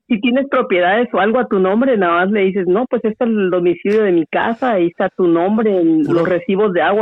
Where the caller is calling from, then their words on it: Omaha, Nebraska, United States; de Omaha.